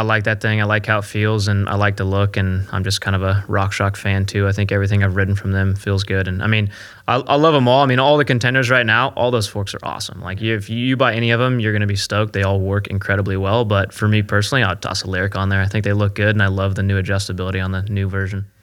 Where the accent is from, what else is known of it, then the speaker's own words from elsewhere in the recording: California, United States; also born or lived in Pennsylvania; I grew up in California riding dust all the time